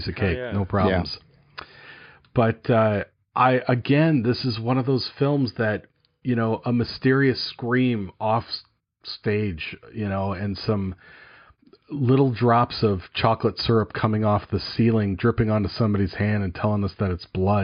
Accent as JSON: {"language": "English", "town": "LaSalle", "region": "Illinois", "country": "United States", "tie": "born or raised there", "said": "When I was a kid growing up outside of Chicago in LaSalle, Peru area"}